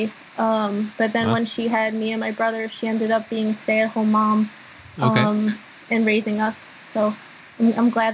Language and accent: English; Long Island, New York, United States; both of us grew up in Long Island, New York.